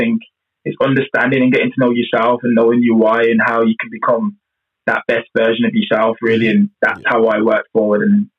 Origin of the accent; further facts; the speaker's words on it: Birmingham, West Midlands, United Kingdom; I'm from Birmingham.